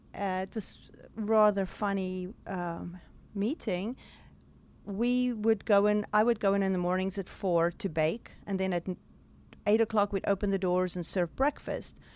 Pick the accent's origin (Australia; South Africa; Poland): South Africa; moved away as an adult; now in Greenwood, Mississippi, United States; the way I grew up in South Africa.